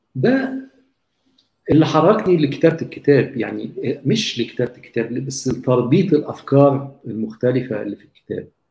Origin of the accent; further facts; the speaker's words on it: Egypt; إحنا كمصريين